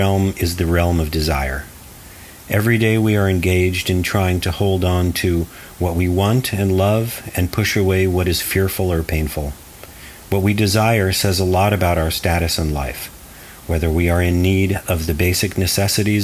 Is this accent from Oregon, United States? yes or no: yes; Portland, Oregon, United States; also born or lived in Arizona; I made portraits of night performers in my hometown of Portland, Oregon